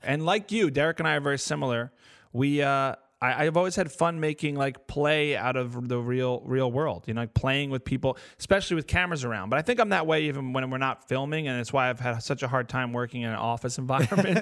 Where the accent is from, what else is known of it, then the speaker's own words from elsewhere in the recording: New Jersey, United States; I'm from North Jersey